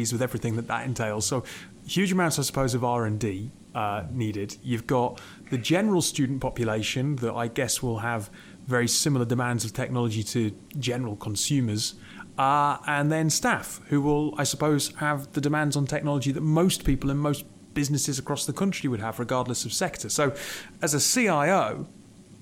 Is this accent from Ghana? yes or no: no; Newcastle upon Tyne, North East England, United Kingdom; accent: Geordie; I am from Newcastle